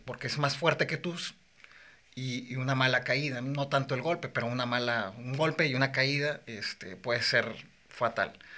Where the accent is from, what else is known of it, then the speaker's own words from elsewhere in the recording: Morelia, Michoacán, Mexico; Yo soy de Morelia, Michoacán